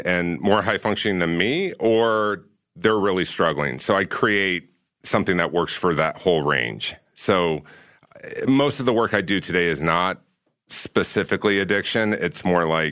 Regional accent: Orange County, California, United States; moved away as an adult; also born or lived in New York; I grew up in Orange County, California

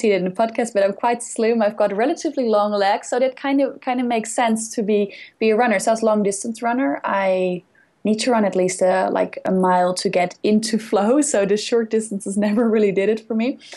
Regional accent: Netherlands; English is a second language; moved away; I'm from the Netherlands, and we are very, very active people. Basically, we bike everywhere

